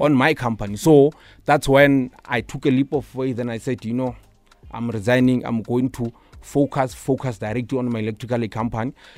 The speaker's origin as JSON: {"language": "English", "town": "Pretoria", "region": "Gauteng", "country": "South Africa", "tie": "born or raised there", "also_born_or_lived": "Limpopo", "said": "So, I would say most of my childhood life, it was in Shoshanguve"}